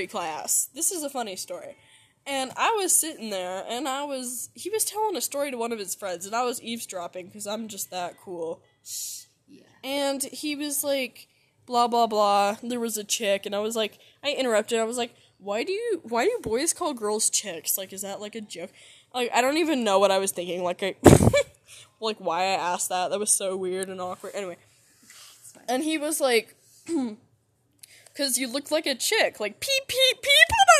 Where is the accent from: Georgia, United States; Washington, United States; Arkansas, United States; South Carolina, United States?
Washington, United States; Seattle; I was from Seattle, and I was 7 years old